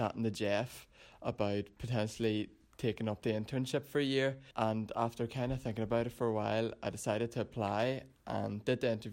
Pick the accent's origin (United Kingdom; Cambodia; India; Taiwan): United Kingdom; Lisnaskea, Northern Ireland; I come from Lissaskey in Fermanagh.